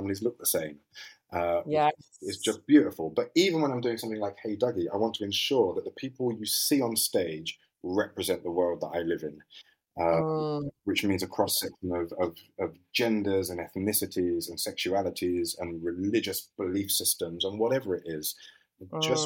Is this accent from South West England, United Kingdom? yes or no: no; London, United Kingdom; also born or lived in Leicester; East London.